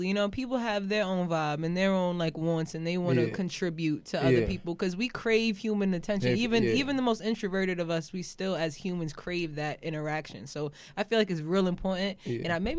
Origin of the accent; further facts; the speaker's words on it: New York City, New York, United States; I ain't from Brooklyn. I'm from Queens.